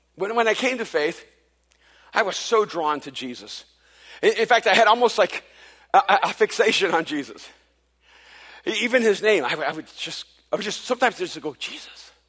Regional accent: El Salvador; now in United States; I wasn't born in this country. I'm from El Salvador, and so I'm an immigrant

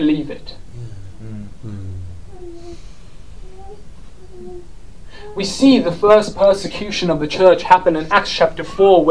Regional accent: South Africa; now in United Kingdom; I'm South African.

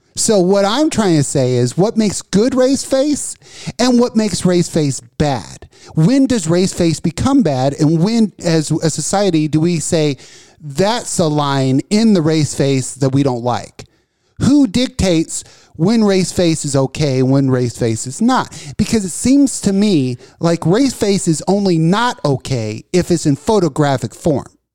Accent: Texas, United States; I'm a na, native born Texan

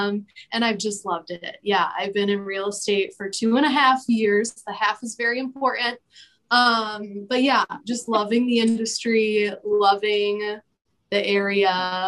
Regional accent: Traverse City, Michigan, United States; moved away as an adult; now in Grand Rapids, United States; I'm originally from Traverse City, Michigan. But moved down to Grand Rapids maybe 6 years ago now to go to school at Grand Valley.

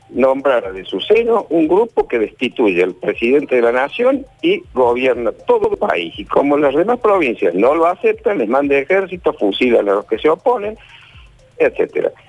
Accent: Argentina

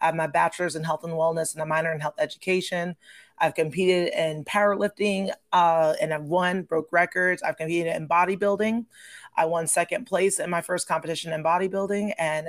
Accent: Heidelberg, Baden-Württemberg, Germany; Yeah, I'm an Army brat. I grew up in Germany.

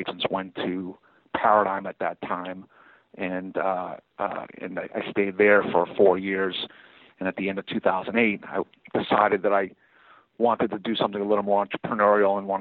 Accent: Boston, Massachusetts, United States; moved away as an adult; also born or lived in Atlanta, Georgia, United States; now in Los Angeles, United States; I moved back to my hometown, Boston

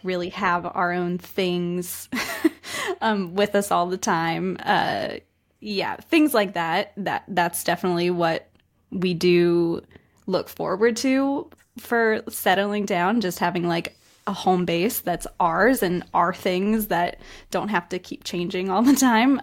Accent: West Virginia, United States; moved away as an adult; also born or lived in Australia / Denmark; now in Spain; I'm from the U S. I'm from West Virginia, which is a very small rural area of the country, but I'm currently living in Spain right now.

